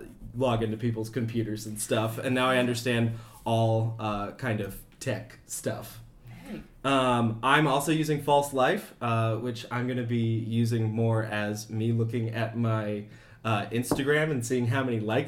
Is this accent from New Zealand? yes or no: no; Iowa, United States; I'm from Iowa.